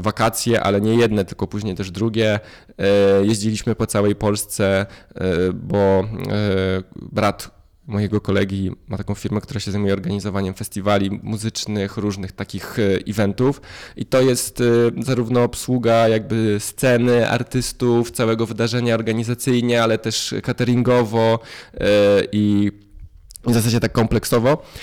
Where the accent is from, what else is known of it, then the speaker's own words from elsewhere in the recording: a village near Warsaw, Masovian Voivodeship, Poland; Ja się wychowałem na wsi yy, pod Warszawą. To jest 35 km od rogatek Warszawy